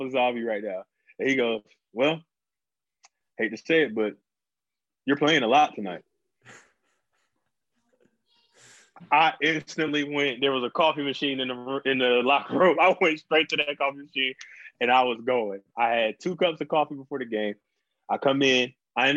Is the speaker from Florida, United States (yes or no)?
no; North Carolina, United States; my home state